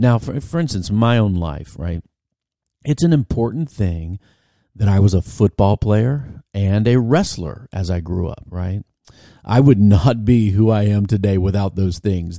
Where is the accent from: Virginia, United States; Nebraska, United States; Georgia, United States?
Virginia, United States; I was eighteen and from Virginia